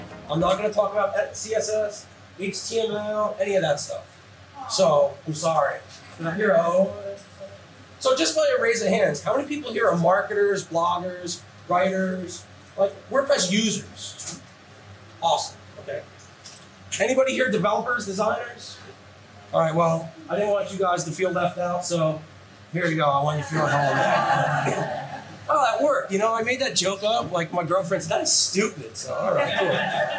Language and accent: English; Phoenix, Arizona, United States; I'm another guy from Phoenix, so I'm used to it.